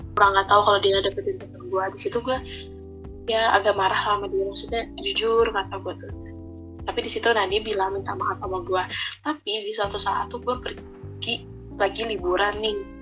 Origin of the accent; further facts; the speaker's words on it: Bandung, West Java, Indonesia; Gue asal dari Bandung